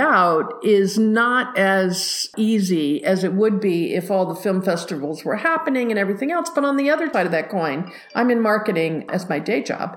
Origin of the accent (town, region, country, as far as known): United States